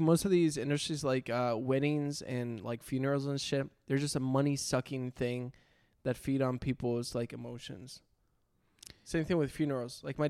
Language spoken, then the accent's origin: English; Costa Rica; now in United States; I'm definitely getting married in Costa Rica, too. That would be another thing. I'd want to get married in... whatchamacallit? Yeah. In my home country.